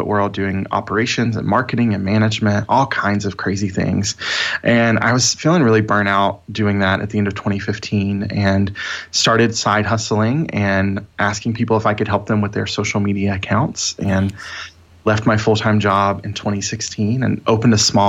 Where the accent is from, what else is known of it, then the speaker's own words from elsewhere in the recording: North Carolina, United States; in the rural South in my home state of North Carolina